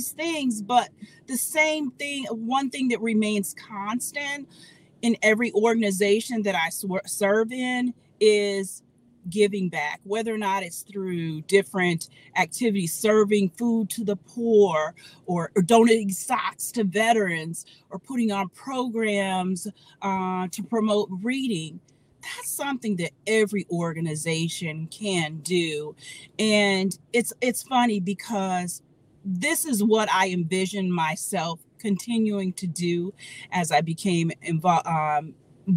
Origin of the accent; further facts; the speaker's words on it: Detroit, Michigan, United States; moved away as an adult; also born or lived in South Florida; now in Miami, United States; I'm originally from Detroit, Michigan. I moved down to Florida in 1991 to attend St. Thomas University